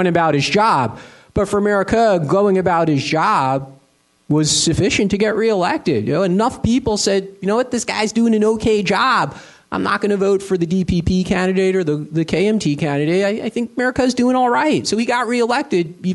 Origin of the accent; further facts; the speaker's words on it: United States; now in Asia; as an American